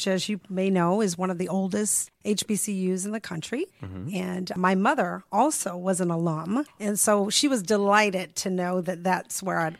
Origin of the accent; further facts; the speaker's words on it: Atlanta, Georgia, United States; moved away as an adult; also born or lived in Vermont; now in Houston, United States; I'm originally from Atlanta, Georgia. So I'm a Georgia peach.